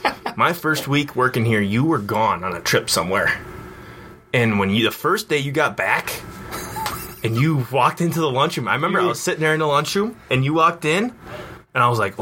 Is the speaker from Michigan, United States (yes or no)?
no; Stratford, Wisconsin, United States; it's right in my hometown, Stratford. Like we said before, 1,300 people.